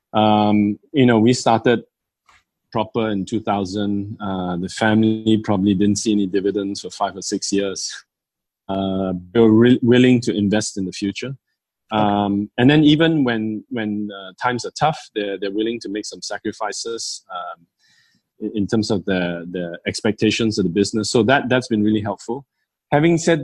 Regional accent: Malaysia; being Malaysian Chinese

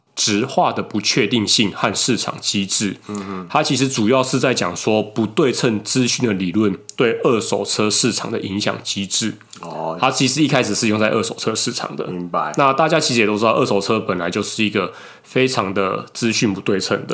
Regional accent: Taiwan; 我们台湾这边还好

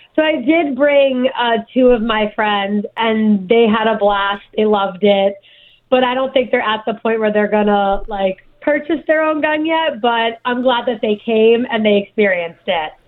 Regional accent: New Jersey, United States; also born or lived in New York; I was born in New York, but raised my whole life in Jersey

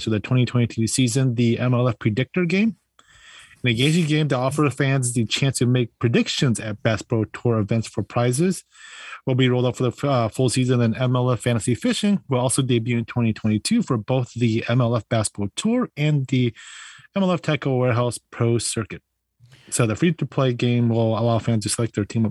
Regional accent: Wisconsin, United States; they're from my neck of the woods, from my home state here.

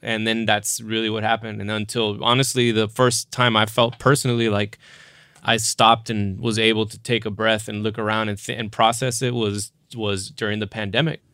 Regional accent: South Texas, United States; I grew up Catholic and went to Catholic school and I, I'm, I'm from South Texas

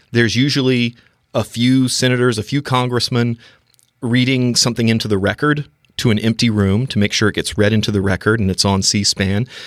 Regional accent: North Carolina, United States; growing up in North Carolina

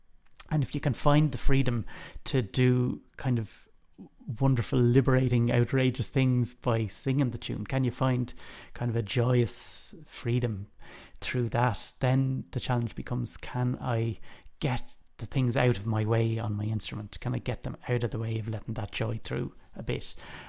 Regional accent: Dublin, County Dublin, Ireland; In Knocklyon and Rathfarnham in Dublin.

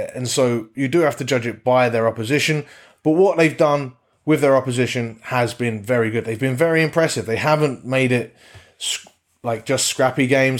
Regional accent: England, United Kingdom; as an Englishman

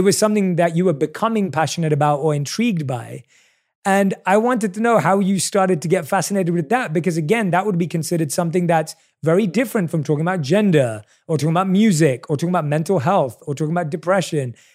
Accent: London, United Kingdom; I obviously was born and raised in London

